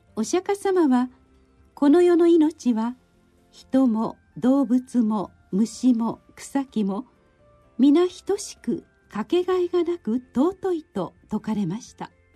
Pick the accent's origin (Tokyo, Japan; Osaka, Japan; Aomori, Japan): Osaka, Japan; 私の生まれ育ったお寺